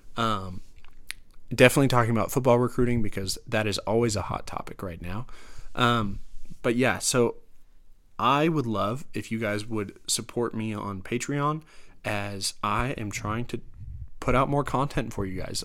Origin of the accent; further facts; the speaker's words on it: Denver, Colorado, United States; I'm from Denver